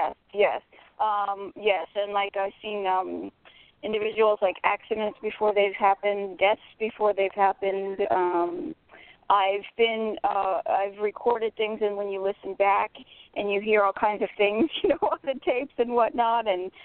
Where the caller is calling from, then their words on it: Florida, United States; from Florida.